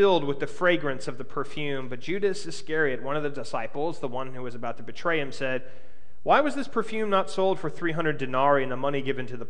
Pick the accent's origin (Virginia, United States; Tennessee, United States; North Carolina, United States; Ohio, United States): Virginia, United States; Alexandria; I grew up in Alexandria, Virginia, so we were just outside of the Washington, D.C. area